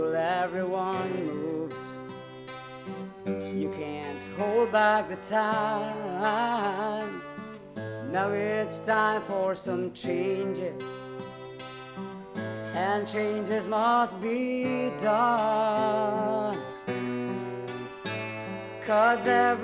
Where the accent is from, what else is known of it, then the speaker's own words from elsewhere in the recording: Philippines; now in Montreal, Canada; I'm from the Philippines